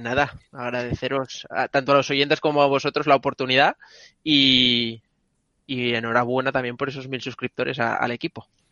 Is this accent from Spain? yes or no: yes; Ribadesella, Asturias, Spain; now in Barcelona, Spain; también soy asturiano, pero vivo en Barcelona